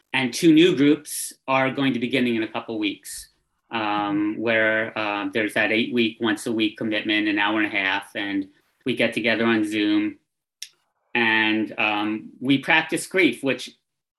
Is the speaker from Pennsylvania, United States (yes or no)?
yes; Philadelphia, Pennsylvania, United States; I was born in Philadelphia, Pennsylvania, 58 years ago and change. I grew up city smart, kind of, always on top of things, kind of dude.